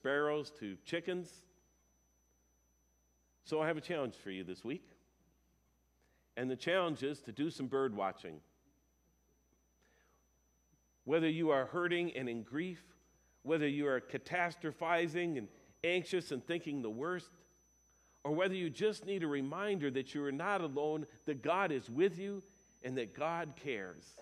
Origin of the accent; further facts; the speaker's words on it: United States; I grew up here in Dakota County